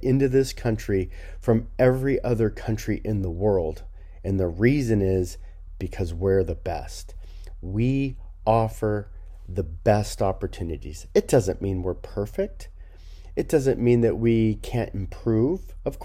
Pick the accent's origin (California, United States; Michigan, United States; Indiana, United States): California, United States; Los Angeles; I grew up in Los Angeles area